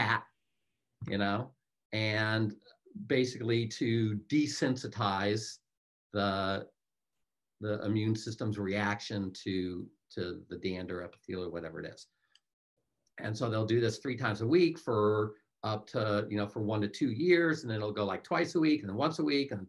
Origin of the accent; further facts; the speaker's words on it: Los Angeles, California, United States; moved away as an adult; now in North Carolina, United States; I'm from California.